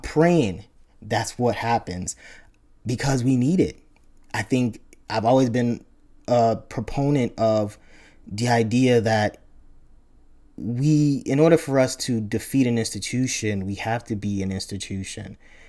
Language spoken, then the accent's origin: English; Nigeria; even though I grew up and I was born in Nigeria, my ancestors were there.